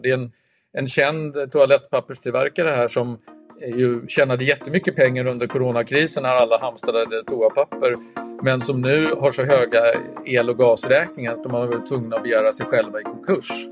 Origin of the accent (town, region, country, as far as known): Sweden